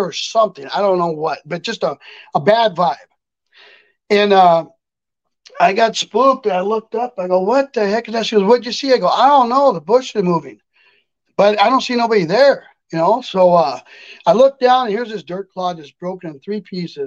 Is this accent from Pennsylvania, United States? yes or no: no; near Loma Prieta / Gilroy area, California, United States; we were up by Loma Prieta with an earthquake hit in my hometown